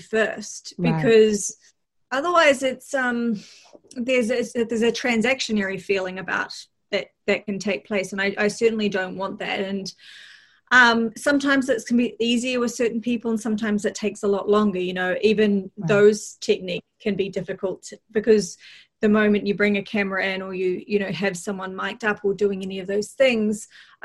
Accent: New Zealand; accent: Kiwi; moved away; I come from New Zealand.

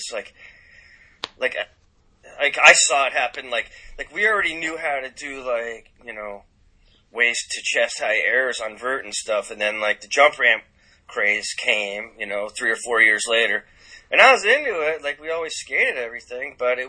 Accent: California, United States; born there; I was born in California, so I still have family there, so.

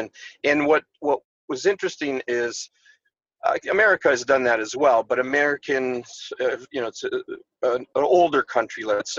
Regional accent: Windsor, Ontario, Canada; I am Canadian. I am from a city called Windsor. Maybe you're familiar with that name. Windsor, Ontario. It's just north of Detroit, Michigan. Mm-hmm. I, son of Italian immigrants, grew up relatively poor, mostly living like a farmer.

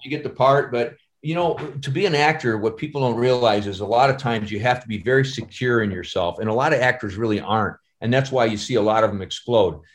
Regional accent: Chicago, Illinois, United States; I'm from Chicago

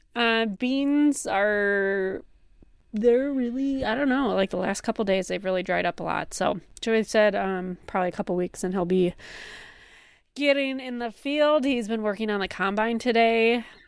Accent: near Summerfest, Wisconsin, United States; growing up near Summerfest

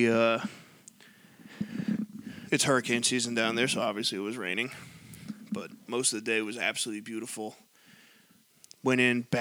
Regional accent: New York, United States; We're like, oh, from New York

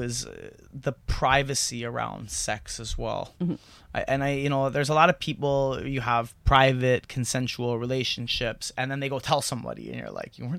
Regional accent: Eagle Village First Nation, Quebec, Canada; I'm from Eagle Village First Nations.

